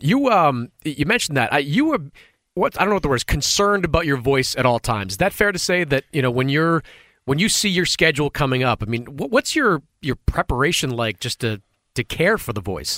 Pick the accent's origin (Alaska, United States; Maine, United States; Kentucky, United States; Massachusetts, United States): Massachusetts, United States; Boston; now in New York, United States; I grew up in Boston.